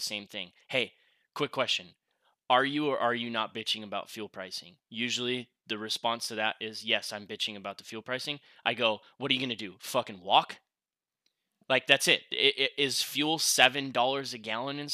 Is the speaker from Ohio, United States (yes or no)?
no; Rhinelander, Wisconsin, United States; now in Las Vegas, United States; my hometown, Rhinelander, is a Walmart Supercenter